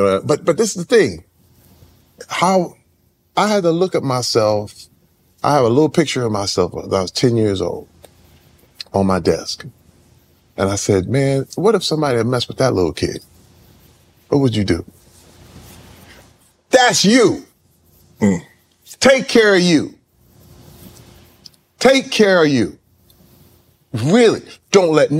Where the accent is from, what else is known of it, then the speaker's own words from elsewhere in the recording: Flint, Michigan, United States; I'm from Flint